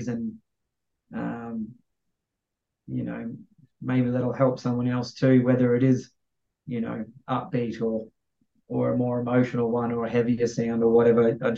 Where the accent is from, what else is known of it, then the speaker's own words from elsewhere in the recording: Australia; being Aussie